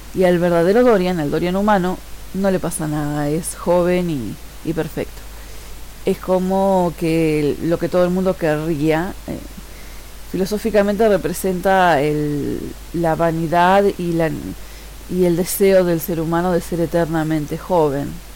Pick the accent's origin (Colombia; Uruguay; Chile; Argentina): Uruguay; soy uruguaya